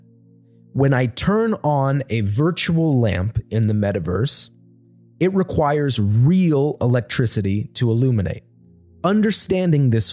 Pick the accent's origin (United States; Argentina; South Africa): United States; my home country of the United States